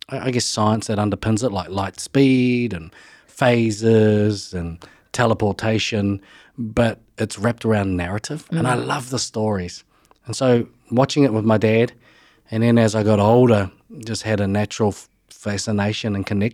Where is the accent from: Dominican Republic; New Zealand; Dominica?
New Zealand; Levin, Manawatū-Whanganui; Yeah, and, I just grew up as a normal kid in Levin. So I grew up in the Horowhenua region and loved growing up.